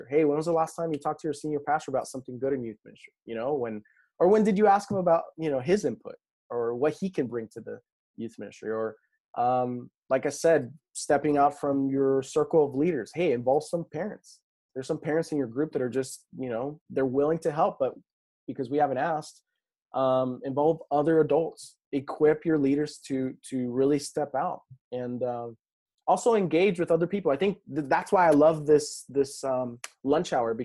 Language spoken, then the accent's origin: English; New Mexico, United States; I come from New Mexico and so there's nothing there